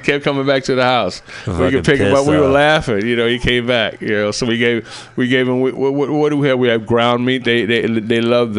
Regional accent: San Diego, California, United States; born there; also born or lived in Japan / Alameda / Los Angeles; now in Oakland, United States; I mean, I was born in San Diego.

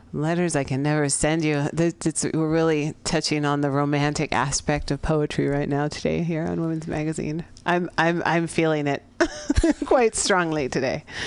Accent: San Francisco, California, United States; here in San Francisco, here in the Mission District of my hometown.

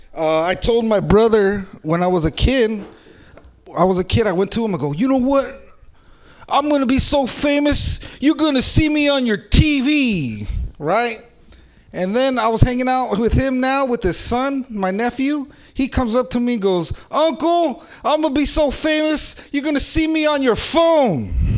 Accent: San Jose, California, United States; I'm from San Jose

